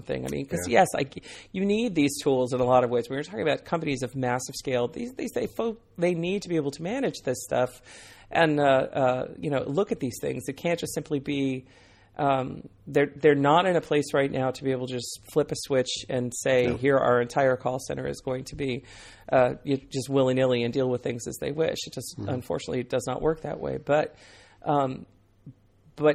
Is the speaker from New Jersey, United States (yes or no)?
no; Northern Virginia, United States; I come from Northern Virginia